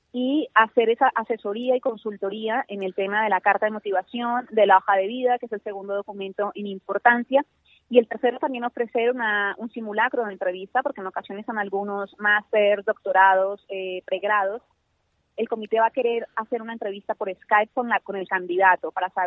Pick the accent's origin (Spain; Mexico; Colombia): Colombia; yo soy colombiana, estudié eh, ciencias políticas.